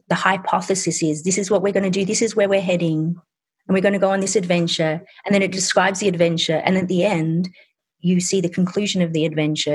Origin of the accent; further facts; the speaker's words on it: Sydney, New South Wales, Australia; also born or lived in England; I was born in England and I was growing up in suburban Australia in Sydney